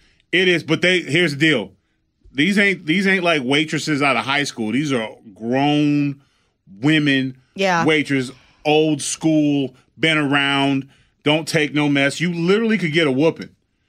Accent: Pasadena, California, United States; My hometown

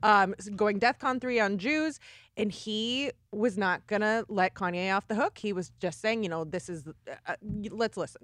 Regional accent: Arizona, United States; also born or lived in Los Angeles, California; I uh, spent most of my life there but I, w- I was not born there.

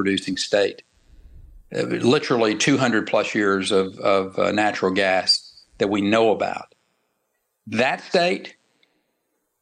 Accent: Texas, United States; my home state that I dearly love. I was a big proponent of bringing wind energy into the state of Texas

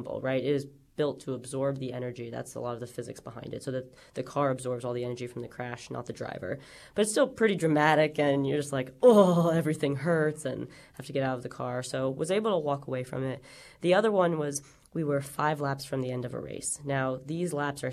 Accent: New York, United States; as a New Yorker

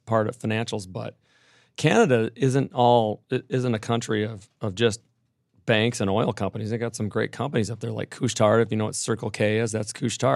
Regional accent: Minneapolis, Minnesota, United States; moved away; Minneapolis, my, my hometown

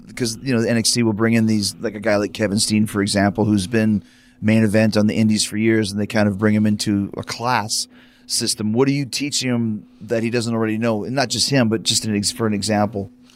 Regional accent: Winnipeg, Manitoba, Canada; my hometown

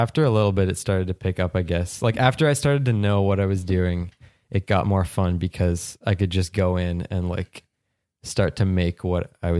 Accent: Prince Edward Island, Canada; I'm from Prince Edward Island, Canada. It's like the far east coast of Canada.

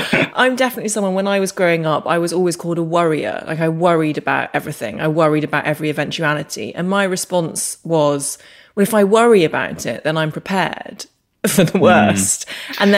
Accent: Northern Ireland, United Kingdom; moved away as an adult; I just didn't pick up the accent, even though I lived there from the ages of 4 to 22.

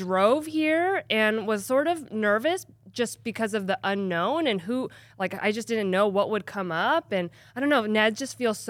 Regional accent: Bakersfield, California, United States; I'm from Bakersfield, born and raised.

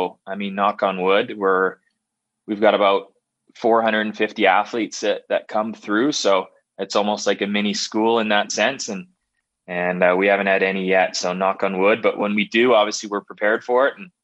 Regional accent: Calgary, Alberta, Canada; growing up in Calgary here

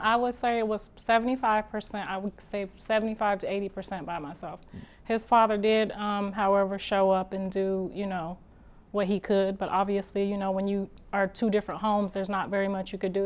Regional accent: Ohio, United States; moved away as an adult; now in Los Angeles, United States; I'm from Ohio

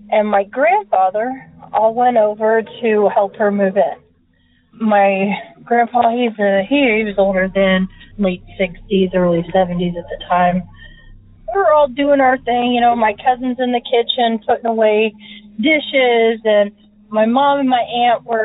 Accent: Indiana, United States; I am from Indiana.

